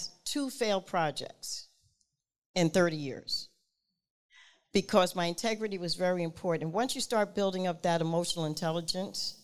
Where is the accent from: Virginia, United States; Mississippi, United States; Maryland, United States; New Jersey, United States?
New Jersey, United States; Newark; I'm from Newark